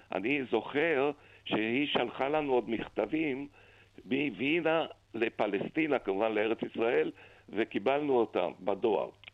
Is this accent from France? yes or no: no; Vienna, Austria; now in Israel; אני נולדתי בווינה